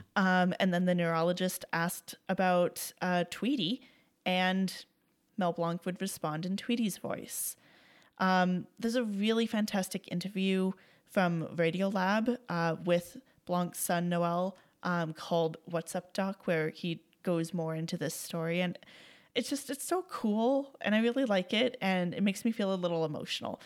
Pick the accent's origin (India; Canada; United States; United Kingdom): Canada; As a Canadian